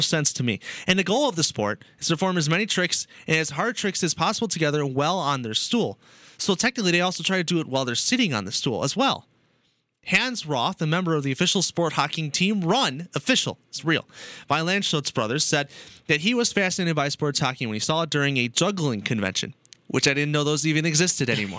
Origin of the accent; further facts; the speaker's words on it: United States; I'm American